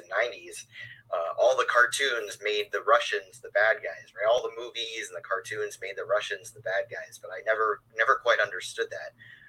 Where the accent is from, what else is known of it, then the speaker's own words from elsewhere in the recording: Hudson Valley, upstate New York, United States; I'm from New York's Hudson Valley, upstate New York.